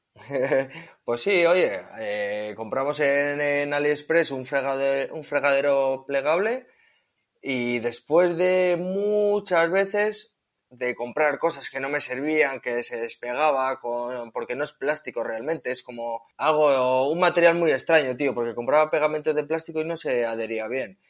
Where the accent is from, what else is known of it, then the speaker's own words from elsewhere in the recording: Etxebarri, Basque Country, Spain; soy un chico de Echevarri, un pueblecito cerca de Bilbao.